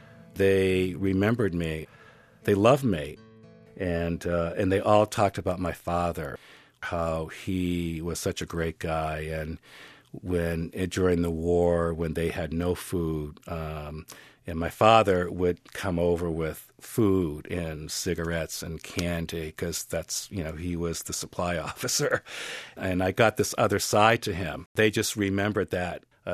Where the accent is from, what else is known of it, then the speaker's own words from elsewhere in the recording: Naples, Campania, Italy; born there; they got married, I was born in Naples.